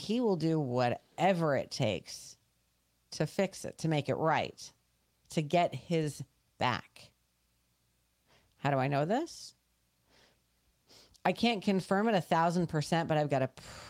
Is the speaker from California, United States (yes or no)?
no; New York, United States; moved away; we grew up as Yankees up in New York